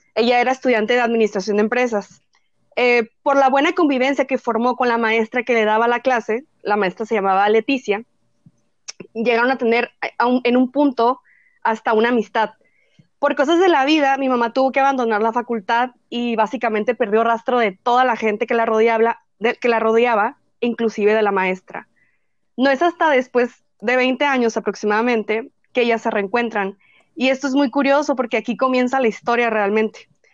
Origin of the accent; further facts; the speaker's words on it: northern Mexico, Mexico; como buena norteña, soy fanática de la carne asada